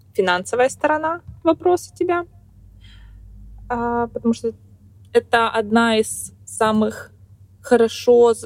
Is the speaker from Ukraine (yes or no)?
no; Kazakhstan; moved away as an adult; now in United States; в моей стране, в Казахстане, угу. я из Казахстана, из небольшого городка